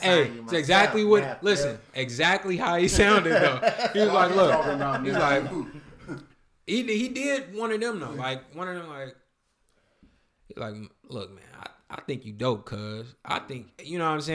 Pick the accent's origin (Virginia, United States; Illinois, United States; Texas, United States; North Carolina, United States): Illinois, United States; Alton; I'm from Auden, Illinois, right next to St. Louis, Missouri